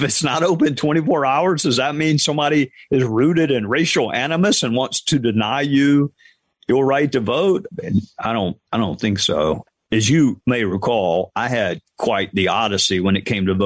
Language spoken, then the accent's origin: English; Spartanburg, South Carolina, United States; my hometown